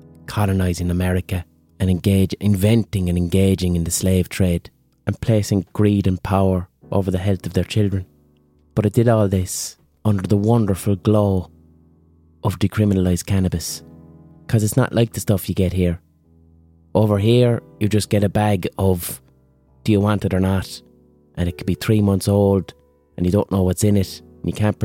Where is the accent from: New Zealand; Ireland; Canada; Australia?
Ireland; Limerick, Munster; I'm from Ireland